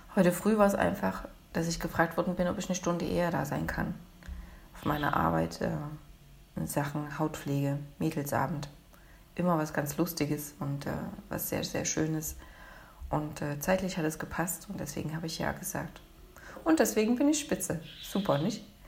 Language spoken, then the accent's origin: German; Leipzig, Saxony, Germany; Ich bin aus Leipzig.